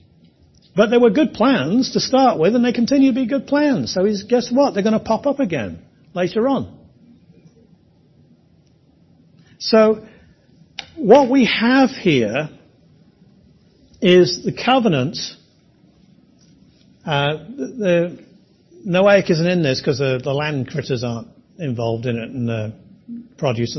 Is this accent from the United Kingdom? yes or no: yes; England, United Kingdom; I am English